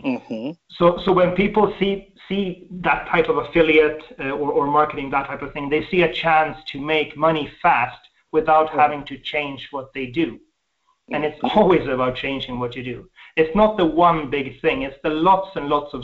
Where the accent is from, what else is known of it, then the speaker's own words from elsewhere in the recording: Sweden; I was born in Sweden, we have a deep, I would say a deep socialist upbringing